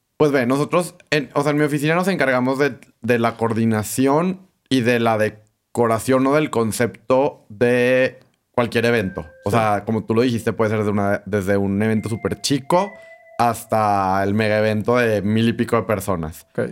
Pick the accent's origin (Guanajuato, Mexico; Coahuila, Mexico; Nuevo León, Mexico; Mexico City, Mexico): Coahuila, Mexico; Torreón; aquí en Torreón